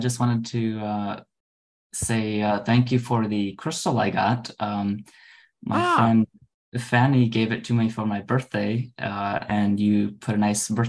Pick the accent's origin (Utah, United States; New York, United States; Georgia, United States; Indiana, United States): Indiana, United States; I'm from Indiana. I'm actually moving to Chicago in a couple weeks.